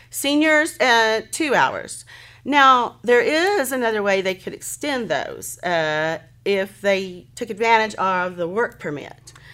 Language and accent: English; Hennessey, Oklahoma, United States; moved away as an adult; I'm thrilled to be back in my hometown